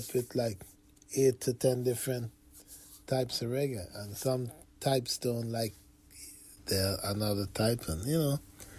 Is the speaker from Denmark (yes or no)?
no; Georgetown, Guyana; I was born in Georgetown, Guyana, on the north side of South America.